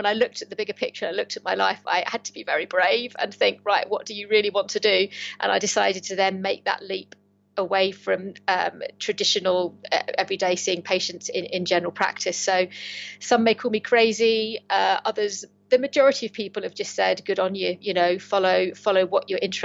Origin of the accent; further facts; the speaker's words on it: Kent, South East England, United Kingdom; now in Lancaster, United Kingdom; I'm originally from Kent, but I've managed to find my home in the northwest of England. So I live up near Lancaster